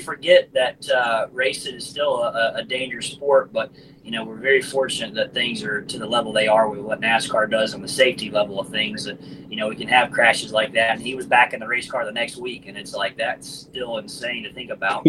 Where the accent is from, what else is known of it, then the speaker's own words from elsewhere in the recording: Forest Acres, South Carolina, United States; my hometown, Forest Acres